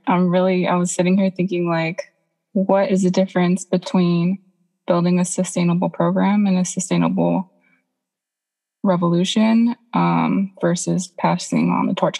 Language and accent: English; Guam; I am from Lagoa Sangani, um, but it's known as Guam